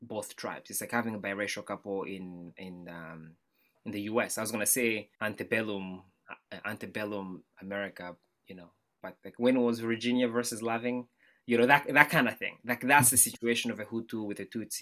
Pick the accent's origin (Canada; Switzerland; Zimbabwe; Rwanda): Rwanda; Kigali; now in United States; I was born in Rwanda, Central East Africa, Kigali, in the capital city